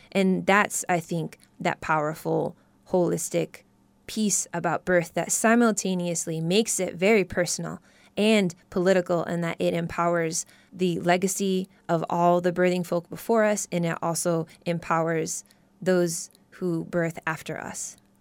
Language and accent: English; Midwest, United States; moved away; I was born and raised in the Midwest